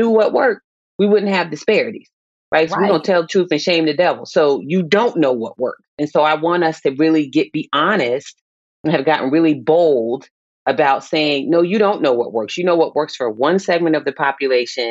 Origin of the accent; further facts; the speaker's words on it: Virginia Beach, Virginia, United States; I grew up in Virginia Beach, Virginia